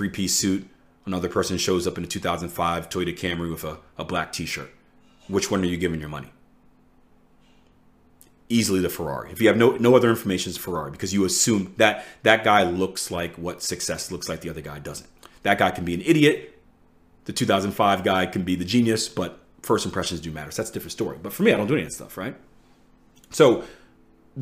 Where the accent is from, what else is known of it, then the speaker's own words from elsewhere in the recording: Philadelphia, Pennsylvania, United States; I'm from Philly, one of the most dangerous places in the US